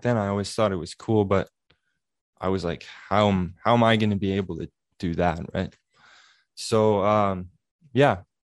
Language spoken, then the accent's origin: English; Altona, Manitoba, Canada; I'm from a small little town in southern Manitoba called Altona